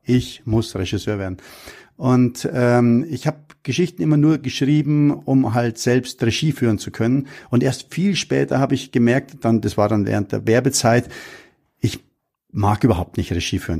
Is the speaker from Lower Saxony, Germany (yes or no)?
no; Munich, Bavaria, Germany; ich bin in München am Hasenbergel aufgewachsen